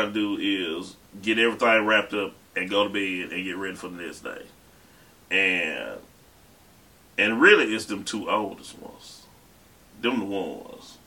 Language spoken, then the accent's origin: English; Utica, New York, United States; born or raised there